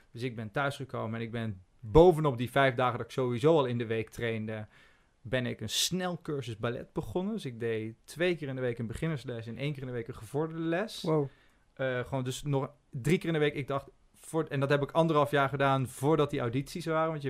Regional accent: North Brabant, Netherlands; accent: Brabantian; now in Amsterdam, Netherlands; En ik sprak ook zo plat Brabants.

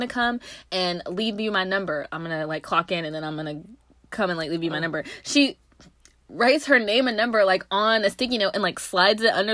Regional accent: Knoxville, Tennessee, United States; moved away; I'm from Knoxville

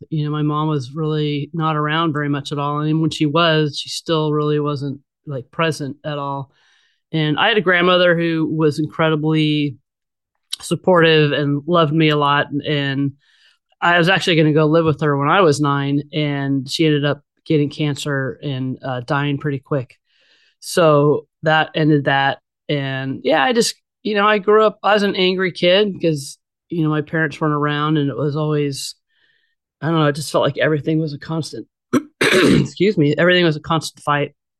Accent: Bay Area, California, United States; also born or lived in Los Angeles; I was born and raised in the Bay Area

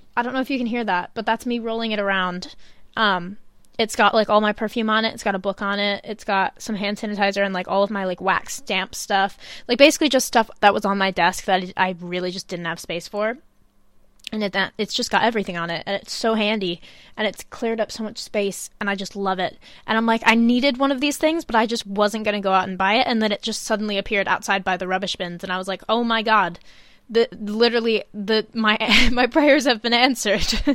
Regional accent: Chicago, Illinois, United States; now in England, United Kingdom; when I go back to Chicago, because I do go back every once in a while

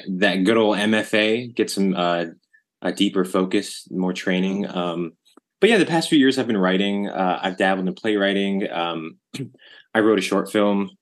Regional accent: Arlington, Virginia, United States; We grew up in Arlington, Virginia, my favorite place ever.

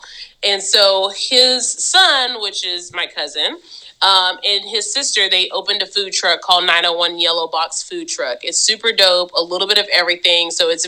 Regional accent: Memphis, Tennessee, United States; I'm from Memphis

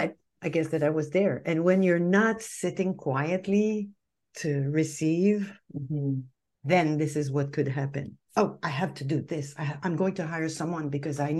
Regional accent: Canada; we're Canadian. I'm French Canadian.

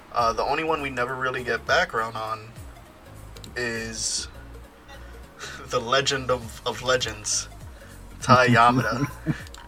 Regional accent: United States; I'm American

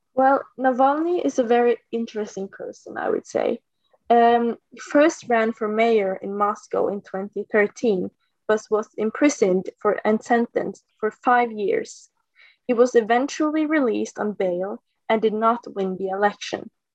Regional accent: Norway; I'm uh, 19 years old from Norway

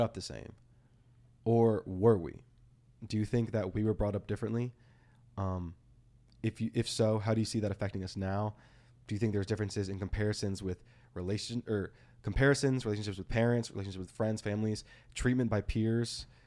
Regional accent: Texas, United States; also born or lived in Austin, Texas; living in Texas all my life

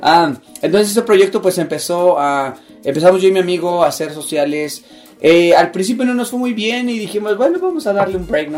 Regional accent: Mexico City, Mexico; now in Utah, United States; soy de la Ciudad de México, a ah, radico ahora en, Utah

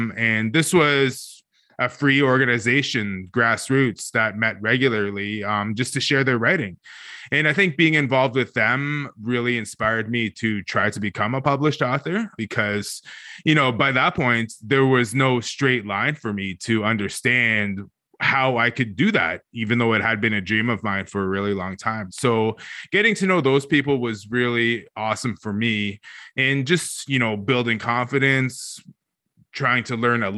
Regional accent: Wasauksing First Nation, Ontario, Canada; now in Sudbury, Canada; I'm originally from Wissoxing First Nation

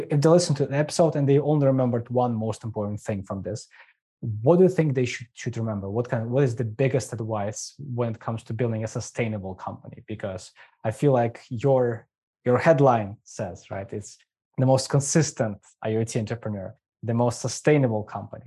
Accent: Ukraine; moved away; I'm from Ukraine

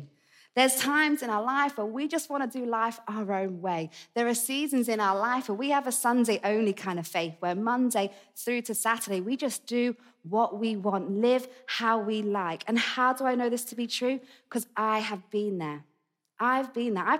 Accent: Essex, East of England, United Kingdom; accent: Essex; moved away; It's an Essex accent.

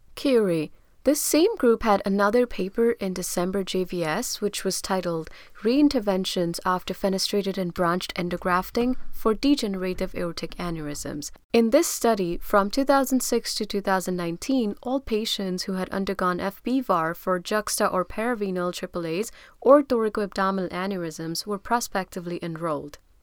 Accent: India; I'm from India

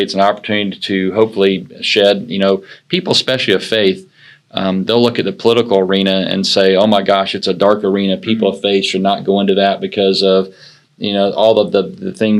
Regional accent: Ocala, Florida, United States; I was born and raised in Ocala, Florida. I'm a third generation Floridian

